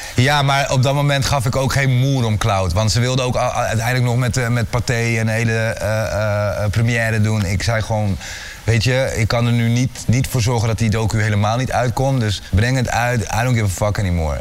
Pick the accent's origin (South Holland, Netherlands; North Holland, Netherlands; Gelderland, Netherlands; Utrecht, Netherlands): Utrecht, Netherlands; Amersfoort; ik kom uit Amersfoort